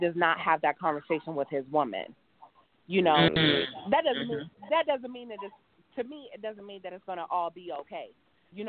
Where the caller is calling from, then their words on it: Cleveland, Ohio, United States; I'm calling from Cleveland